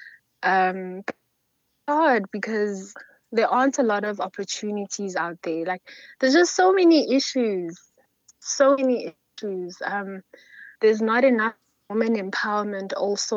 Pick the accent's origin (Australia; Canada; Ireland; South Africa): South Africa; it's hard being a South African woman.